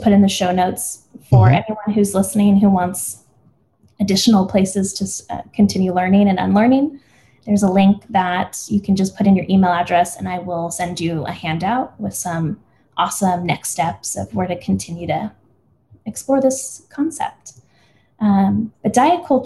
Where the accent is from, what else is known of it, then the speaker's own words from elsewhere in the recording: El Paso, Texas, United States; I grew up in El Paso, Texas, and my dad's white, my mom's Mexican.